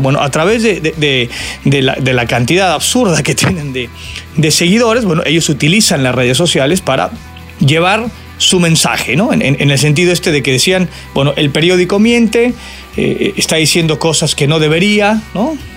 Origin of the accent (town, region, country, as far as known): Mexico